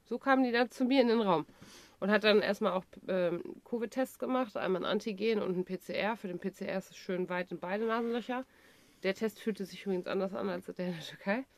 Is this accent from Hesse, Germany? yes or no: no; Dortmund, North Rhine-Westphalia, Germany; ich komme aus Dortmund